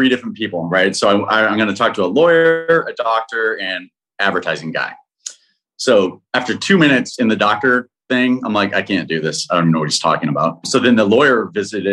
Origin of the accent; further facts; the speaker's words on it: Texas, United States; also born or lived in Austin; we're two kids from Texas in the big city